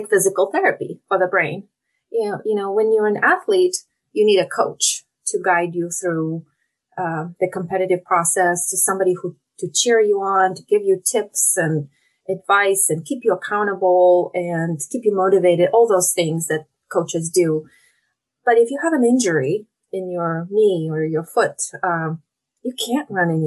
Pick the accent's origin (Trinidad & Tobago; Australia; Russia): Russia; moved away as an adult; now in Oregon, United States; I'm originally from Russia. So I moved to the US about 20 years ago.